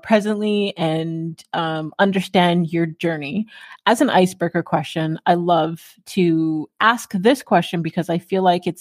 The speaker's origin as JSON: {"language": "English", "town": "Toronto", "region": "Ontario", "country": "Canada", "tie": "born or raised there", "also_born_or_lived": "Durham Region, Ontario", "said": "born and raised in Scarborough"}